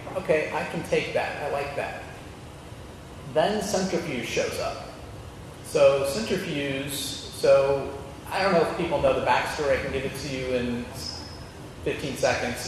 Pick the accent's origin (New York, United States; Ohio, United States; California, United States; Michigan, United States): Ohio, United States; Dayton; also born or lived in Cairo, Egypt; now in Cincinnati, United States; I grew up in Dayton, but I was born in Cairo